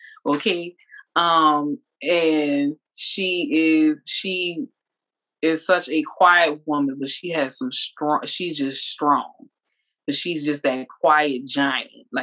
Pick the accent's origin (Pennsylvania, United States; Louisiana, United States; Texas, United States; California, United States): Louisiana, United States; New Orleans; now in Georgia, United States; I'm from New Orleans